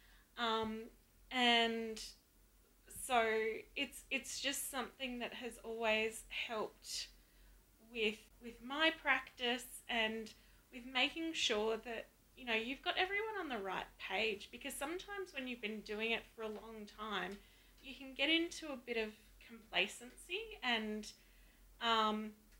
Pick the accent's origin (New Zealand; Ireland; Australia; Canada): Australia; Melbourne, Victoria; moved away; also born or lived in Adelaide / Bendigo; I was born in Adelaide, but I grew up primarily in Melbourne and Bendigo in Victoria